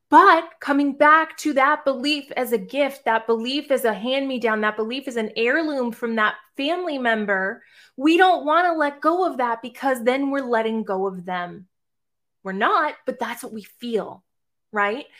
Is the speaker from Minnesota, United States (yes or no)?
no; Boston, Massachusetts, United States; now in Savannah, United States; I live right outside of Savannah, Georgia, but I'm originally from Boston, Massachusetts